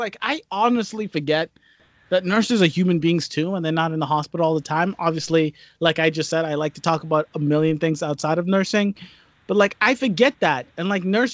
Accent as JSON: {"language": "English", "town": "Newton", "region": "Massachusetts", "country": "United States", "tie": "born or raised there", "also_born_or_lived": "South Africa", "said": "moved here when I was six, been here ever since, grew up in Newton, Mass."}